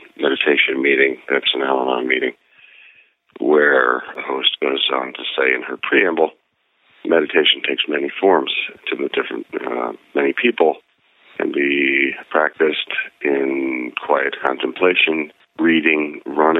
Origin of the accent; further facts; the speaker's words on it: then the Midwest, Pennsylvania, United States; moved away; growing up in Pennsylvania, then the Midwest